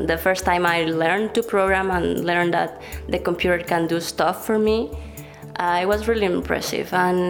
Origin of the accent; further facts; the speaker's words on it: Venezuela; now in Barcelona, Spain; I'm from Venezuela, and I'm a researcher in the Barcelona Supercomputing Center.